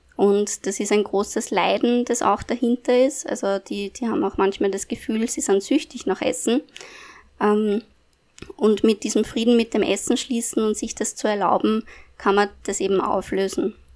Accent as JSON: {"language": "German", "region": "Upper Austria", "country": "Austria", "moved": "as an adult", "lives_now": "Vienna, Austria", "said": "Und nach meiner Matura bin ich äh, nach Wien gezogen, also eigentlich komme ich aus Oberösterreich"}